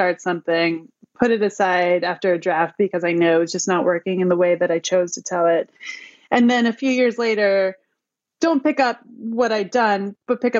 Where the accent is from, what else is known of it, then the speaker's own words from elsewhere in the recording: Cooperstown, New York, United States; I'm from Cooperstown, New York. It's a tiny little town in upstate New York